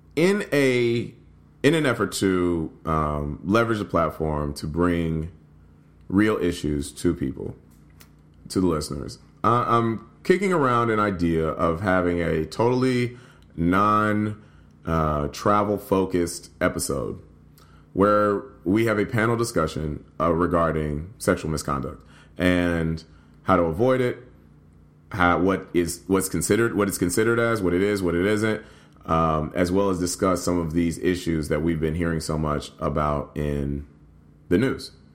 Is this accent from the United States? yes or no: yes; Nashville, Tennessee, United States; also born or lived in Louisville, Kentucky; now in Chicago, United States; I'm from Nashville, grew up in Nashville and Louisville, and now I live in Chicago